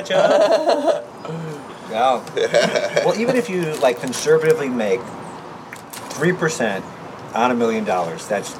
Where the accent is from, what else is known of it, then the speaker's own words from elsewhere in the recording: Honolulu, Hawaii, United States; I was born in Honolulu.